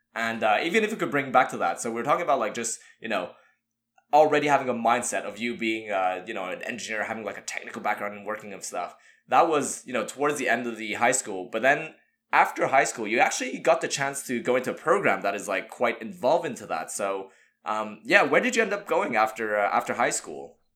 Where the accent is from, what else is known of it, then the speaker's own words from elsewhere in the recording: Montreal, Quebec, Canada; we grew up in Montreal